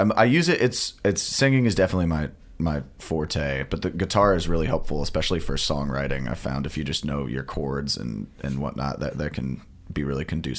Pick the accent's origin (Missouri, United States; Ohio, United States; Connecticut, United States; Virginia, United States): Missouri, United States; St. Louis; moved away as an adult; now in Columbia, United States; I am from St. Louis originally, and I came here from Mizzou as well.